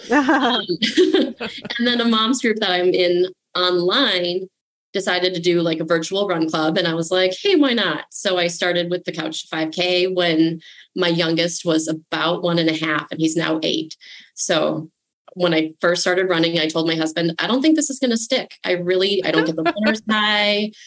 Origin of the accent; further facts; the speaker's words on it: Minnesota, United States; I'm Minnesotan